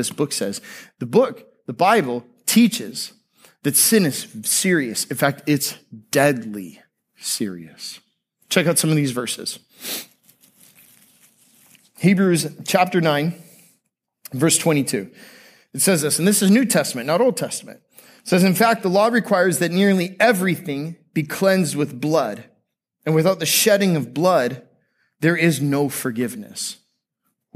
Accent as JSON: {"language": "English", "area": "Tampa Bay area", "region": "Florida", "country": "United States", "tie": "born or raised there", "said": "Growing up in the Tampa Bay area, I went to public high school"}